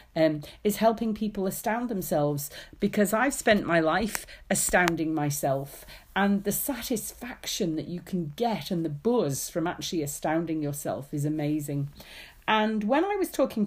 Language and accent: English; Isle of Man; moved away; I grew up in the Isle of Man